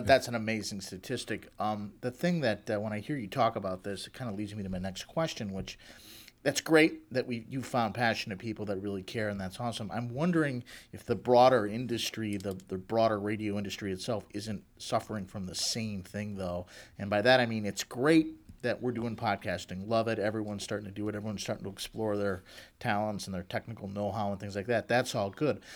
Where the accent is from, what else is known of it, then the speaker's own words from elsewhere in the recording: Chicago, Illinois, United States; moved away as an adult; also born or lived in Michigan; I'm from Chicago